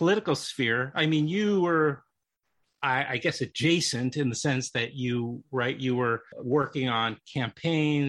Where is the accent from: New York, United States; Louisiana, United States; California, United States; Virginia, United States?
New York, United States; New York City; I grew up in New York City